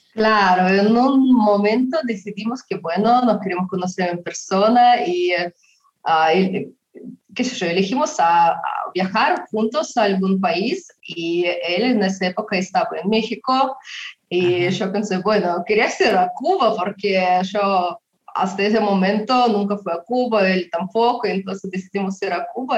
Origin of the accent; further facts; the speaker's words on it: Yoshkar-Ola, Mari El, Russia; Spanish is a second language; yo nací en una ciudad chiquita que se llama Yashkarala